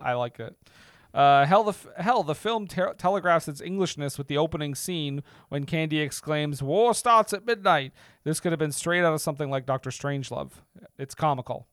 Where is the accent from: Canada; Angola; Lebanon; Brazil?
Canada